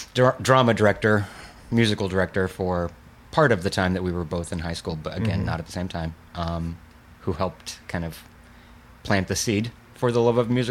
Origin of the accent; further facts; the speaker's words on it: Indiana, United States; We grew up in Indiana together